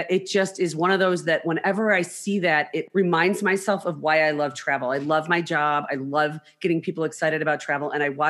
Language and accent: English; United States; I'm an American